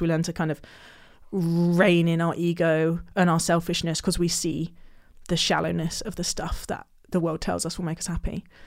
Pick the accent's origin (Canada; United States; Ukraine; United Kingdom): United Kingdom; Hampshire, near Basingstoke, South East England; In a little village in Hampshire